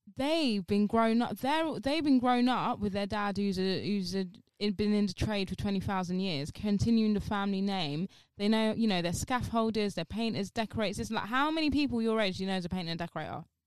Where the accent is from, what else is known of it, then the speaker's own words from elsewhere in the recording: London, United Kingdom; I'm London. Like, I'm from London